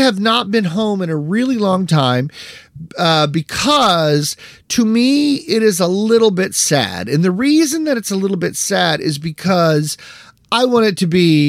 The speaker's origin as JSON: {"language": "English", "town": "Parkersburg", "region": "West Virginia", "country": "United States", "tie": "born or raised there", "moved": "yes", "said": "my hometown of Parkersburg, West Virginia"}